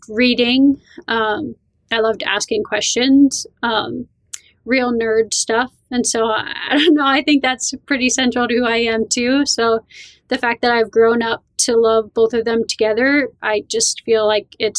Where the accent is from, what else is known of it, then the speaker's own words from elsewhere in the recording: Vernon, New Jersey, United States; So I grew up in the northwest corner of New Jersey. It's called Sussex. Vernon is the town, and it's right in the Appalachian Mountains